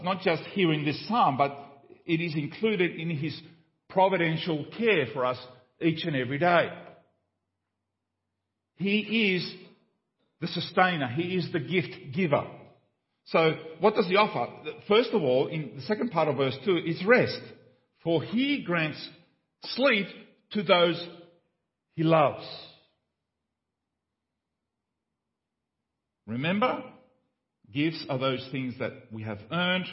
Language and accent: English; Paraguay; moved away; When I grew up in Paraguay in a small village, there was one telephone in the whole village